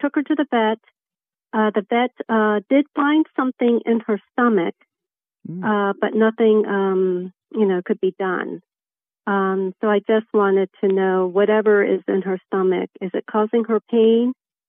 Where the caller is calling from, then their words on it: Upper Marlboro, Maryland, United States; I'm located in Southern Maryland, Upper Marlboro. I'm 25 minutes from Annapolis and 25 minutes from Washington, D.C.